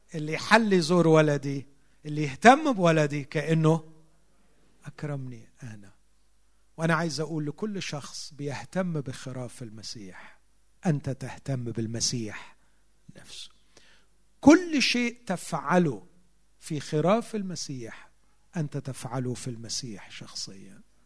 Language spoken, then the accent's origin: Arabic; Egypt; عندنا في مصر